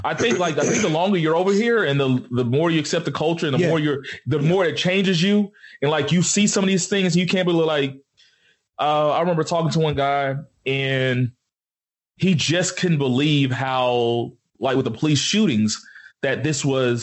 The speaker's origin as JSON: {"language": "English", "country": "Nigeria", "lives_now": "United States", "said": "We're just saying, no, I'm Nigerian. I'm a Nigerian American, you know, and I don't identify, like, my family's still in Nigeria."}